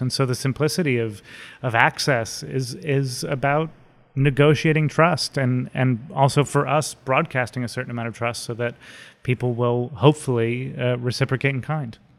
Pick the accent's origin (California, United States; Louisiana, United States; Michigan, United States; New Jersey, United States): New Jersey, United States; West Windsor; also born or lived in Philadelphia, Pennsylvania / Bucks County, Pennsylvania / New York; I did actually grow up in New Jersey in a little town called West Windsor, which is across Route one from Princeton